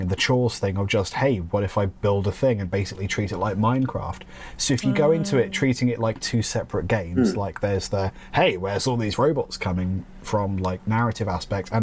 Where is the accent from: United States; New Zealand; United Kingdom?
United Kingdom; England; I'm too English